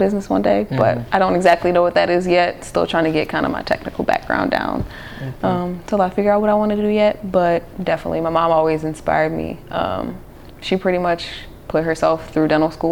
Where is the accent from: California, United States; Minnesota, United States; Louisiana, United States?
Louisiana, United States; New Orleans; So I grew up in New Orleans